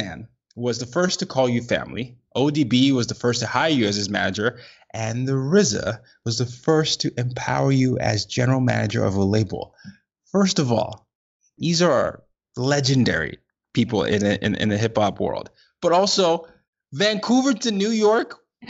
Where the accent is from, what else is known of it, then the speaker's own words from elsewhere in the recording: Nigeria; Now, I'm Nigerian, so I had a lot of history of knowledge of that. But as I started to grow up in different parts of the world